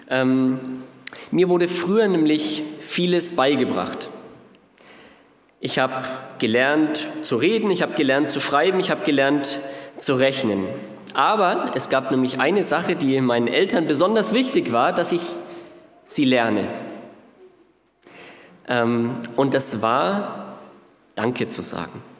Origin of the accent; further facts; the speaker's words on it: Ansbach, Bavaria, Germany; Ich komme jetzt nicht hier aus Nürnberg, sondern aus Ansbach, aber es ist zumindest von fast.